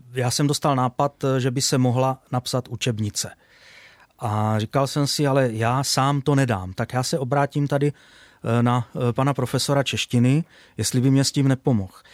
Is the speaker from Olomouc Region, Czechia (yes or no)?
no; Brno, South Moravian Region, Czechia; chodil do školy, na základní školu, pocházím ze Starého Brna